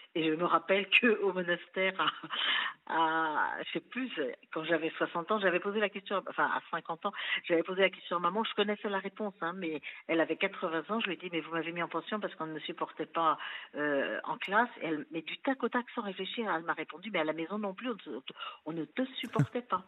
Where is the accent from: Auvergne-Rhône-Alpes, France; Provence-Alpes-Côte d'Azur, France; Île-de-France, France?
Île-de-France, France; Versailles; also born or lived in Chambéry; je suis née à Chambéry, mais je suis arrivée à Versailles, j'avais six mois